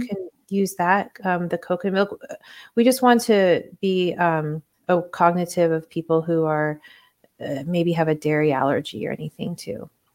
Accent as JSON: {"language": "English", "region": "Hawaii", "country": "United States", "tie": "born or raised there", "also_born_or_lived": "Puerto Rico / Spain", "moved": "yes", "said": "I was born in Puerto Rico and then I grew up in Hawaii."}